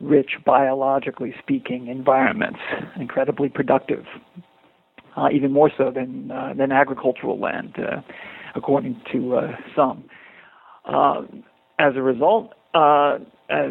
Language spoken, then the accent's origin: English; Long Island, New York, United States; also born or lived in Brooklyn, New York; I grew up in the New York area. I was born in Brooklyn. My family moved out to Long Island when I was a child